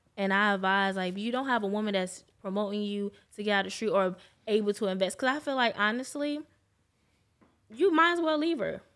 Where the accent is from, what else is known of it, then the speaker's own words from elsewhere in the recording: New York, United States; now in Jacksonville, United States; I'm not from here, I'm from New York